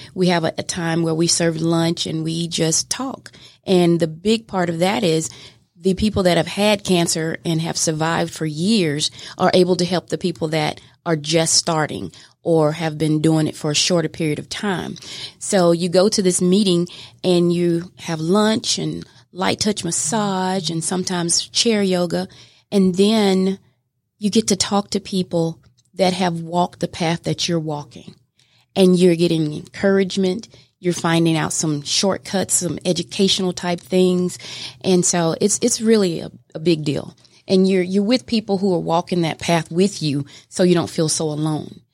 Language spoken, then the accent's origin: English; Mobile, Alabama, United States; moved away as an adult; now in Georgia, United States; I am from Mobile, Alabama originally. And uh, I moved to Georgia in 2006